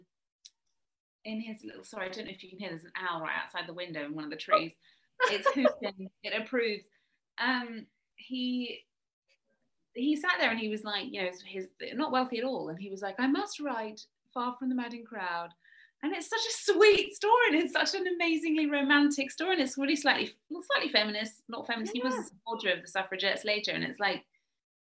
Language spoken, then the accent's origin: English; Brighton, South East England, United Kingdom; also born or lived in Paris; I'm from Brighton, so I'm not from Dorset.